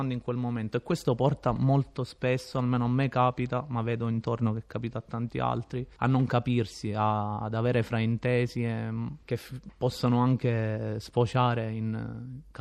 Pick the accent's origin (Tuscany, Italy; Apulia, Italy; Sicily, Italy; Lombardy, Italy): Sicily, Italy; E eh, sono tornato appositamente nel mio paese, diciamo, d'origine, in Sicilia, dove non succede praticamente nulla, per fortuna.